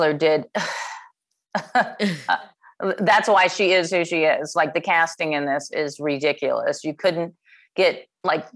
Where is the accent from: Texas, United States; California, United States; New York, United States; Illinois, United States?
Illinois, United States; Chicago; I am from Chicago